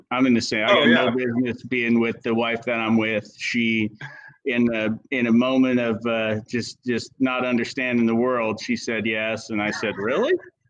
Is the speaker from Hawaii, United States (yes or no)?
no; Belfair, Washington, United States; I'm able to give my kids opportunities that, you know, that we didn't have growing up in Belfair.